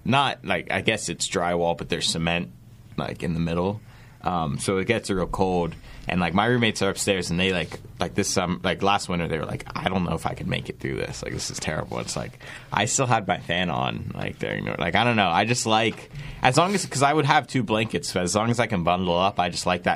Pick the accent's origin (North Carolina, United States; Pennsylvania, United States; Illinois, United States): North Carolina, United States; Raleigh; moved away; I grew up in Raleigh